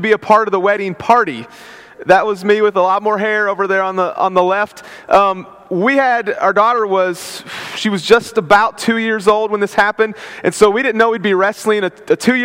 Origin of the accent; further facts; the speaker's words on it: West Virginia, United States; I'm from West Virginia.